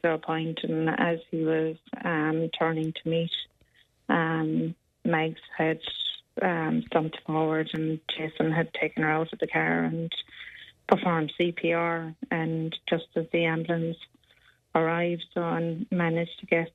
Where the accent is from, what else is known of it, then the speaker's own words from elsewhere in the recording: Ireland; we're Irish